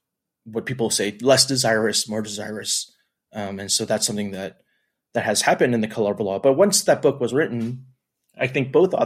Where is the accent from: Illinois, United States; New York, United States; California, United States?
New York, United States; New York City; I grew up in New York City